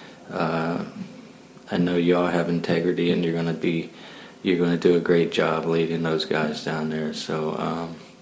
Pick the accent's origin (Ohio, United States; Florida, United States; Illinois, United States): Ohio, United States; Lucasville; I'm from Lucasville, Ohio.